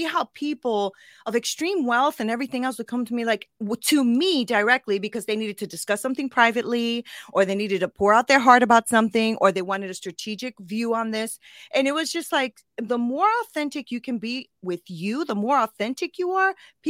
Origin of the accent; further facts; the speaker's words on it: Connecticut, United States; I grew up in Connecticut. My family's from Puerto Rico